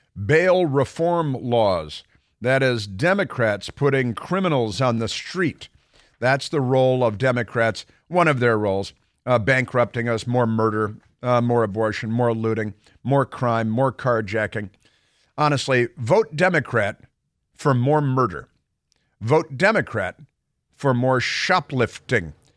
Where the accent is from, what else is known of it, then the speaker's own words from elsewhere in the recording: Chicago, Illinois, United States; Growing up in Chicago